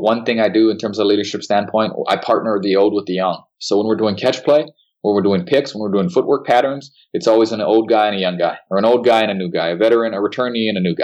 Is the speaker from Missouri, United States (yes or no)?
no; Hilo, Hawaii, United States; moved away; also born or lived in Seattle-Tacoma area, Washington; I'm from Hilo, so it's one of the rainiest cities in the Western Hemisphere